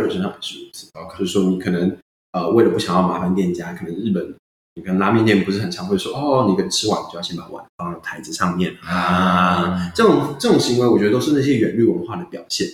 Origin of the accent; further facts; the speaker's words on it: Taiwan; 我们台湾人